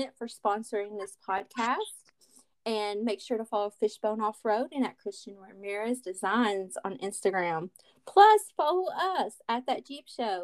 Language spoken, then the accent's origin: English; Kentucky, United States; I'm from Kentucky, y'all. I'm a Southern girl